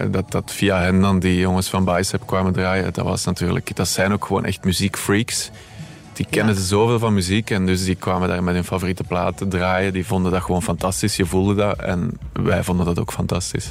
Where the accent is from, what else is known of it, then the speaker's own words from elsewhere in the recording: Merchtem, Flanders, Belgium; Bij ons in Merchten